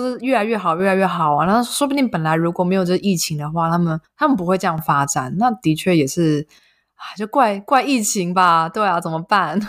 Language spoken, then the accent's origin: Chinese; Yilan, Yilan County, Taiwan; moved away as an adult; also born or lived in Taipei; now in Germany; 因为我们都是宜兰人